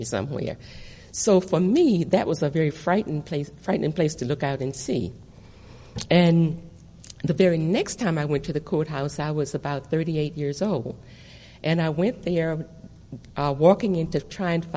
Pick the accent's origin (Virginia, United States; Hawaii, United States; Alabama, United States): Virginia, United States; Nelson County; The county where I was born in Virginia is Nelson County